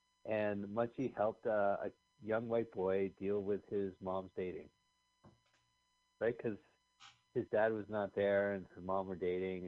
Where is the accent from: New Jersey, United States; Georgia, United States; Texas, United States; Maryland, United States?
New Jersey, United States; also born or lived in California; I'm from New Jersey and California.